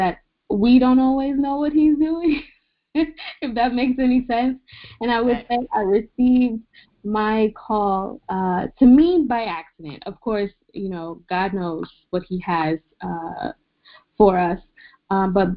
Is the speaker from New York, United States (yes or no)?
yes; New York City, New York, United States; moved away; I am originally from Queens, New York.